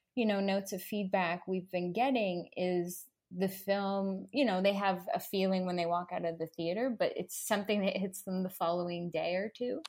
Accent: Toronto, Ontario, Canada; moved away as an adult; now in Los Angeles, United States; back in my hometown

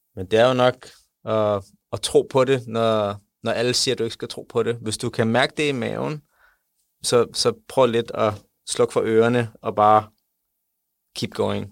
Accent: Denmark; jeg er fra Danmark, jeg er stolt af Danmark

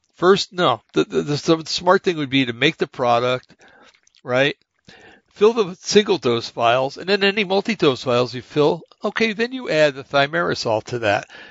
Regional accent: United States; being an American

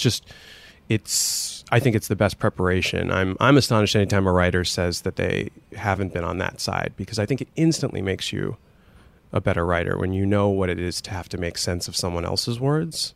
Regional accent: Scranton, Pennsylvania, United States; I was growing up in Scranton

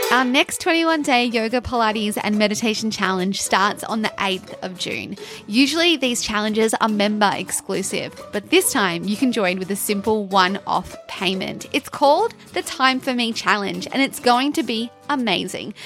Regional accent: Canberra, Australian Capital Territory, Australia; born or raised there

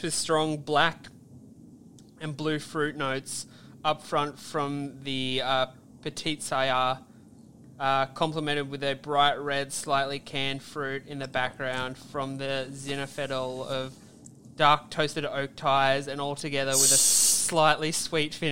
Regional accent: Australia; we're Australian

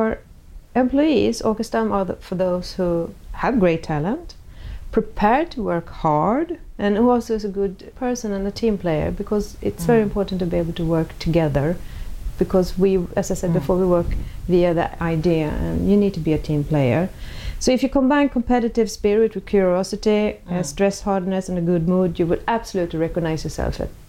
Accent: Sweden; me growing up in Sweden in the 60s

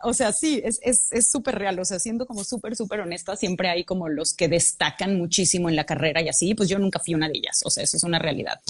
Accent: Guadalajara, Jalisco, Mexico; yo soy de Guadalajara

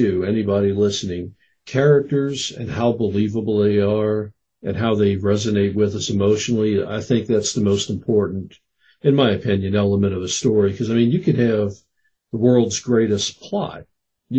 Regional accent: New Orleans, Louisiana, United States; I grew up in New Orleans

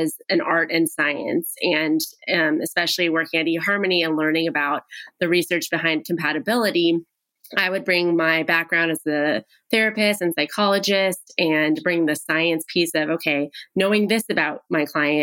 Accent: Pasadena, California, United States; my hometown, Pasadena

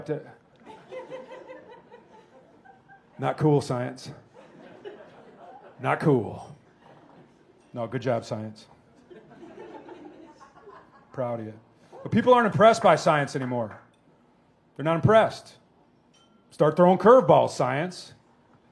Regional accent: Wisconsin, United States; also born or lived in Indiana; I'm from Wisconsin. I was born in Indiana

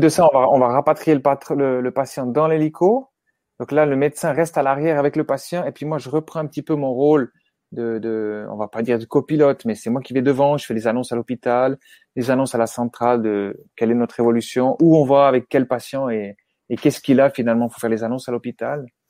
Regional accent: Switzerland; chez nous, en Suisse

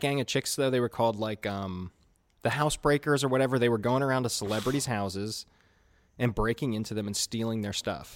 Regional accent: Chattanooga, Tennessee, United States

